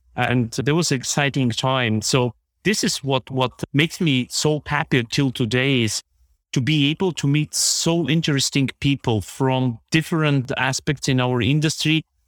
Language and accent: English; Plovdiv, Plovdiv Province, Bulgaria; moved away as an adult; now in Germany; I have been born in, in, in Plovdiv, Bulgaria, which is the second largest city in this country.